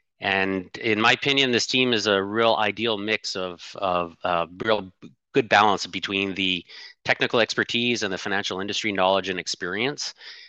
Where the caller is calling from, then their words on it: Ottawa, Ontario, Canada; I'm calling in from Ottawa, Ontario, Canada's national capital.